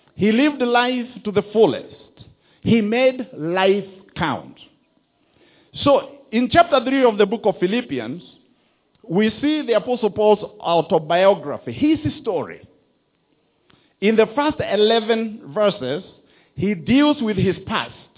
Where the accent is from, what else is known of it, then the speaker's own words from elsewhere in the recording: Rift Valley, Kenya; moved away; also born or lived in Mogoga; I was born in Mogoga and my parents moved to the Rift Valley, and that's where I went to school. That's where I grew up.